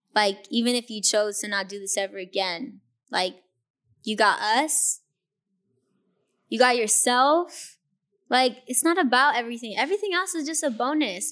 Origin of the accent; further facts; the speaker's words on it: Inglewood, California, United States; also born or lived in Hawthorne; growing up in Inglewood and knowing the struggle